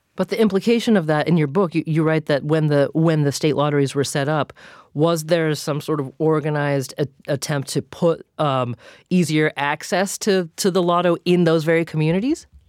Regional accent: Massachusetts, United States; my home state of Massachusetts

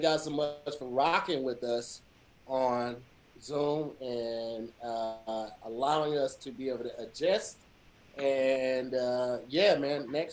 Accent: St. Louis, Missouri, United States; I'm from St. Louis public school

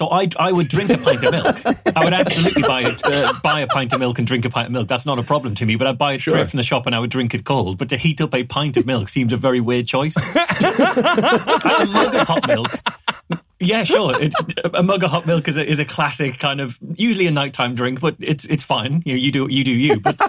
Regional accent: Newcastle, North East England, United Kingdom; can I change that to Newcastle, or will people in America not know Newcastle? It's just I'm from Newcastle.

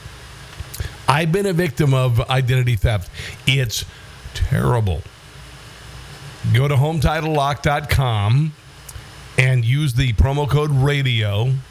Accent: Iowa, United States; my home state of Iowa

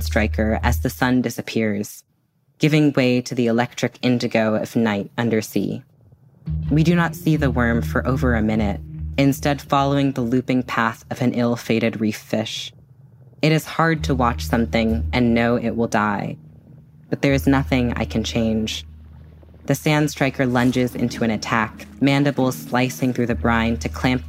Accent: Bay Area, California, United States; How we were both half Asian, how we grew up in the Bay Area

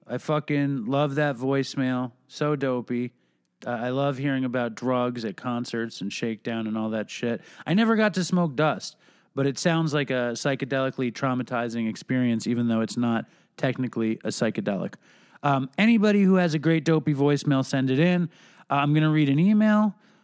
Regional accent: New Jersey, United States; I'm from North Jersey.

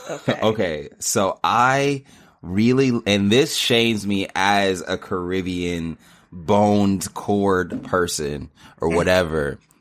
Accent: Los Angeles, California, United States; I'm born and raised in Los Angeles. My dad is from Trinidad and Tobago. My mom is from Guyana.

